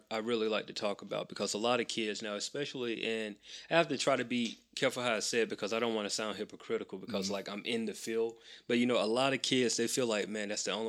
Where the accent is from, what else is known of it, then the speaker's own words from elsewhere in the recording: Macon, Georgia, United States; I'm from Macon, about an hour away from here.